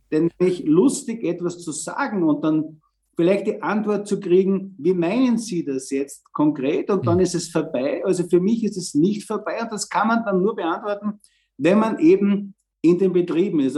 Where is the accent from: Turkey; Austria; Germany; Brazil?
Austria; bei uns in Österreich